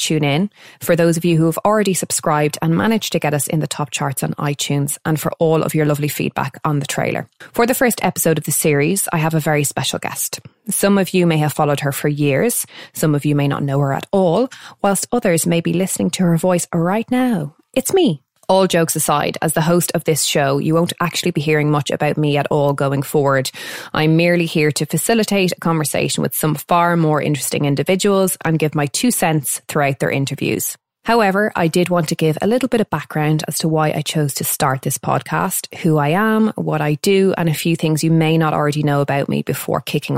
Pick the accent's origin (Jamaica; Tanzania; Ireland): Ireland; Dublin, Leinster; also born or lived in London; I'm from North Dublin and I was raised by my single mum until the age of 7